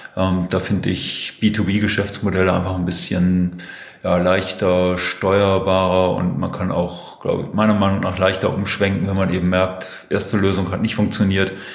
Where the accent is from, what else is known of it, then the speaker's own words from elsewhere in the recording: Herford, North Rhine-Westphalia, Germany; Bin ein ja, sozusagen Kind der Region, geboren in Herford